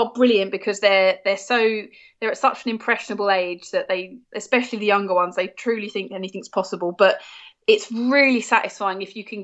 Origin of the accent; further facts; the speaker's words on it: United Kingdom; as a British citizen